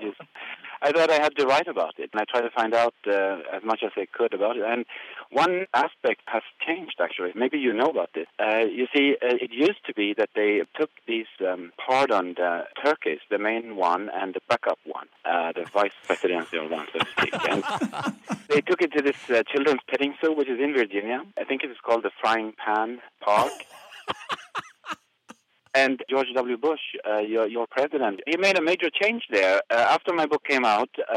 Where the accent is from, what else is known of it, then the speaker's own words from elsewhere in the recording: Sweden; I'm from Sweden